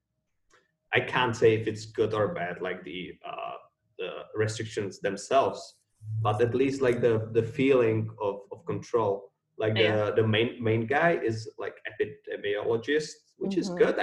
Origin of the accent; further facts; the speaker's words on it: Czechia; we as Czechs